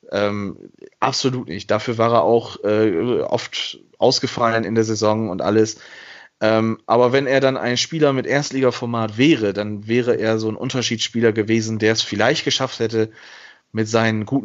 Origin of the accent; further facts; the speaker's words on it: Bremen, Germany; Und man fragt sich so als Bremer dann, okay, ja, Klaasen geht, dann wird ja aber noch was kommen müssen